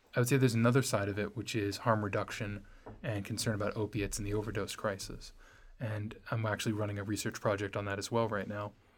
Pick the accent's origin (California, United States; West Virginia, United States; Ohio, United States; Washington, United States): California, United States; Los Angeles; I grew up in Los Angeles